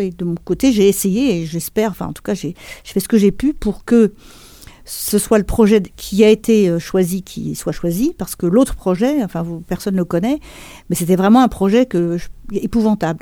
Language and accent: French; Montreuil, Île-de-France, France; on a grandi à Montreuil